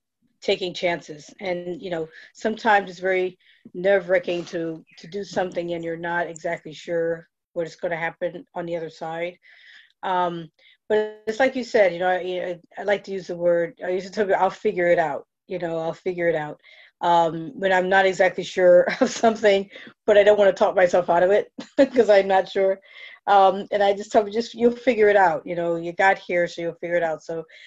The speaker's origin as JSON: {"language": "English", "region": "New York", "country": "United States", "lives_now": "Virginia, United States", "said": "I'm from New York, and now, you know, Virginia for New Yorkers is definitely south"}